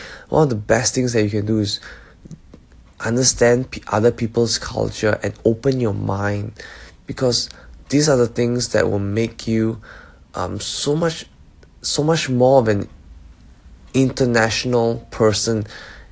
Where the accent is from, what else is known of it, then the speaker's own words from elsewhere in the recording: Singapore; moved away as an adult; also born or lived in Malaysia; now in Melbourne, Australia; I grew up in Singapore/Malaysia. So I am Malaysian, but I am a PR of Singapore as well. So I did most of my education in Singapore